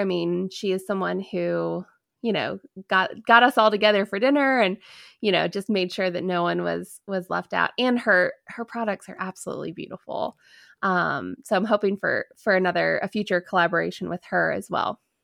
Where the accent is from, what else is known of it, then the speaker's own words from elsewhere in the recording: DC, Virginia, United States; I grew up a, right outside of, um, Washington, D C, so I grew up in Virginia